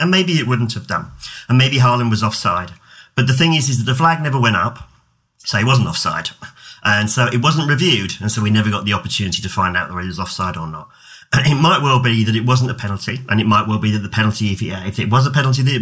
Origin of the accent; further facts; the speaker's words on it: England, United Kingdom; I come from England